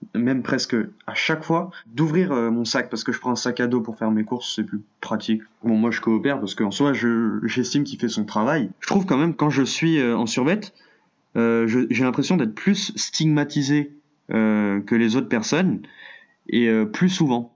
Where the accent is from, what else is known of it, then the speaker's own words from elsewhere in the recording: France; je suis français d'origine algérienne